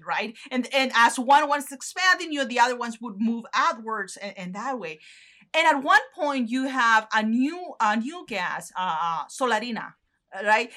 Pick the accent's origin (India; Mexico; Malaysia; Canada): Mexico; northern Mexico; moved away; in the north uh, close to my hometown